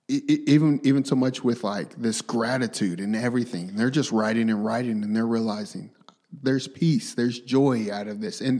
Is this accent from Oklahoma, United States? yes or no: yes; Tulsa, Oklahoma, United States; I was raised in Tulsa. I was raised in North Tulsa, you know, yeah. Turley area, you know, McLain, TSST area.